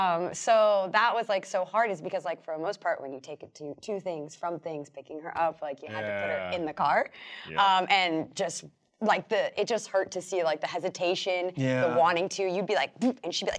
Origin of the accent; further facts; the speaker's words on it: Florida, United States; moved away; I grew up in Florida